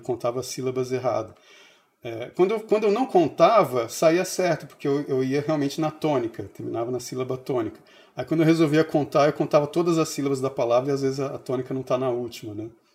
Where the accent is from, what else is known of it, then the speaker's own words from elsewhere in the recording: São Paulo, Brazil; moved away; also born or lived in Brasília; eu cresci em São Paulo